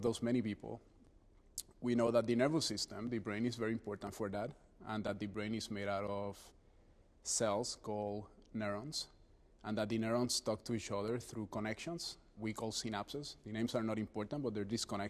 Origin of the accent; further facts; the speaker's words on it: Puerto Rico; now in New Haven, United States; I was born and raised in Puerto Rico